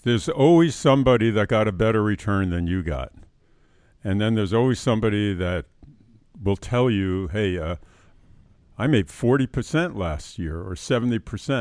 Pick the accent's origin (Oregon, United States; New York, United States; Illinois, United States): New York, United States; New York City; also born or lived in Queens, New York City; I grew up in uh, New York City in the South Bronx